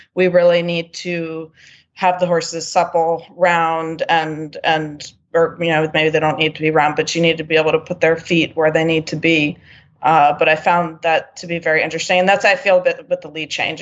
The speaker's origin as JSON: {"language": "English", "region": "New York", "country": "United States", "moved": "yes", "lives_now": "Wellington, United States", "said": "I'm from New York originally"}